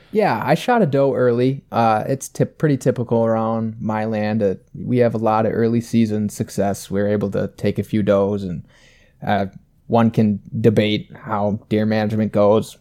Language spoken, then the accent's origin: English; about an hour from Wabasha, Minnesota, United States; only about an hour away from my hometown in Wabasha